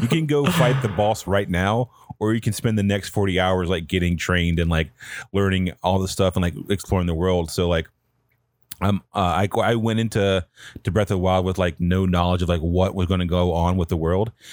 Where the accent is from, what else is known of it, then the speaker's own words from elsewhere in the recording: Pine Hall, North Carolina, United States; I'm from, um, a really small town from, in North Carolina called Pine Hall, which is where I grew up